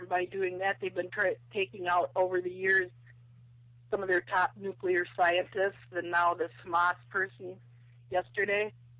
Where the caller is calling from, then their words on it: Wisconsin, United States; I'm calling from Wisconsin.